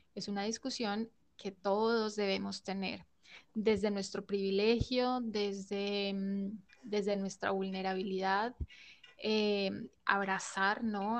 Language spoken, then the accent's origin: Spanish; Colombia; hace parte de nuestra cultura como colombianos